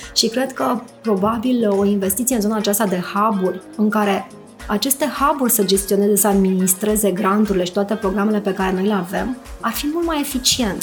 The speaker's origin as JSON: {"language": "Romanian", "region": "Bucharest", "country": "Romania", "said": "sunt bucureștean"}